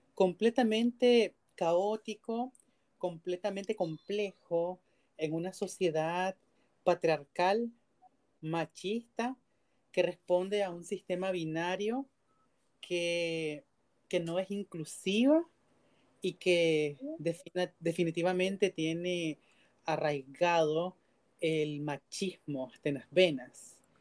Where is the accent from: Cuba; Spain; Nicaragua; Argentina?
Nicaragua; Nosotros somos ciudadanos nicaragüenses también